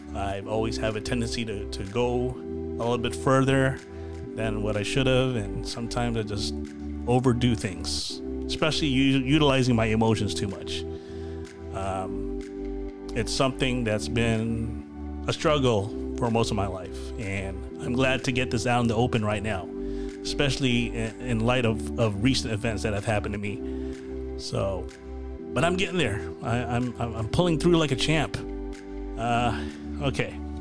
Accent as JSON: {"language": "English", "region": "Virginia", "country": "United States", "also_born_or_lived": "Florida", "moved": "yes", "said": "I was from Virginia and i lived in Florida and mainly I've hanged out with mostly Filipinos"}